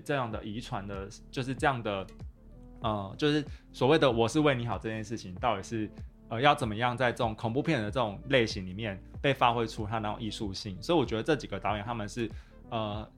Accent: Taichung, Taiwan; 我就是台中人嘛

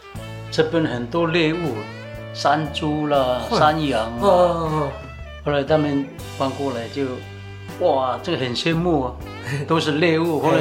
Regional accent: Hualien County, Taiwan; born there; 嗯，我是我是在这边出生的。

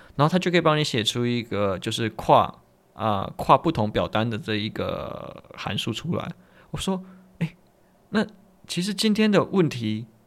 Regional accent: Tainan, Taiwan; 比方说我是台南人，所以我找一些台南相关资料

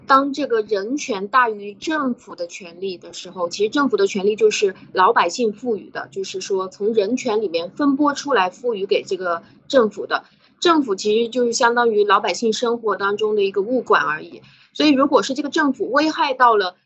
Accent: China; moved away; 我们中国人也是没有这个概念

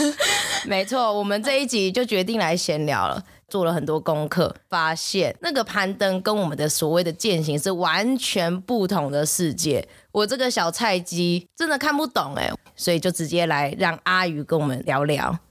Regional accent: Taiwan; 我们台湾人

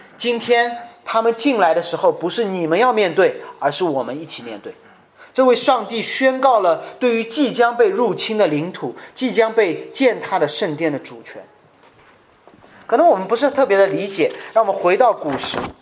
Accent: China; 我在中国家庭教会成长了将近十五二十年

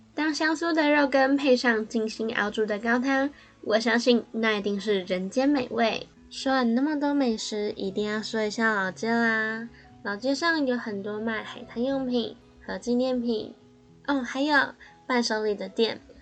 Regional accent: Kaohsiung, Taiwan; 身为高雄人的我

